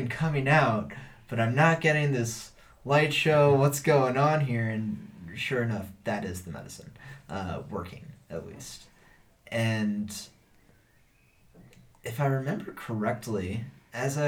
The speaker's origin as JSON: {"language": "English", "region": "Texas", "country": "United States", "also_born_or_lived": "Wisconsin / Peru", "moved": "yes", "said": "I'm from Texas"}